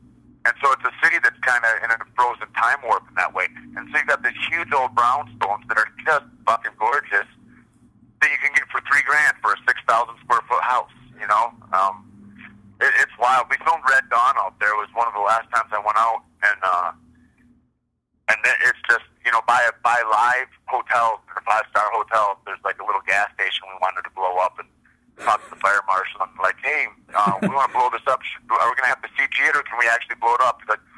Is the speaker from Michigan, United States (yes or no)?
yes; Michigan, United States; moved away as an adult; now in Santa Fe, United States; I grew up in Michigan. I was born and raised in Michigan.